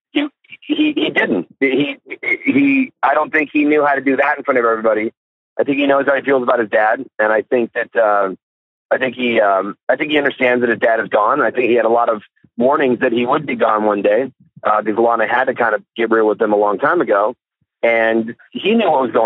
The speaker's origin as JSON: {"language": "English", "town": "Kalamazoo", "region": "Michigan", "country": "United States", "tie": "born or raised there", "moved": "yes", "said": "Kalamazoo, Michigan, my hometown"}